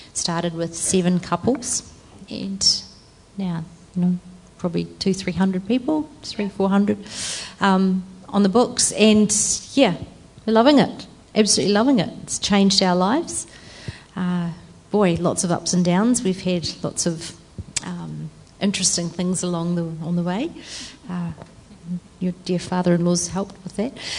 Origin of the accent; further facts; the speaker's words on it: Christchurch, Canterbury, New Zealand; also born or lived in Netherlands / Singapore; I grew up in Christchurch, but um, when I was 21, I went to the Netherlands